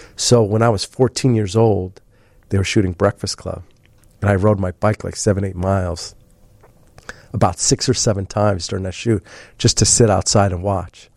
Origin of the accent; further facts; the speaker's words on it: Mount Prospect, Illinois, United States; also born or lived in Humboldt Park, Chicago; I grew up in, uh, Mount Prospect